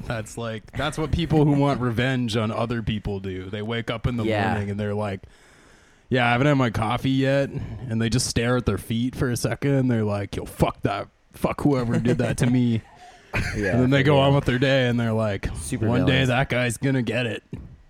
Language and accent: English; St. Thomas, Ontario, Canada; I mean, I grew up in St. Thomas, and it was the same, but it was like High School Musical was the thing.